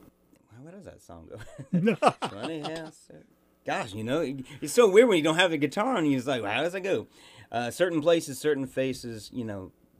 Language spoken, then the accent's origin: English; St. Joseph, Missouri, United States; also born or lived in Virginia; now in Glen Rose, Texas, United States; I'm a week away from being a true son. My brother was a true Missouri son. I was born in Virginia, and we moved there the week after I was born. But other than that, yeah, I grew up in St. Joe.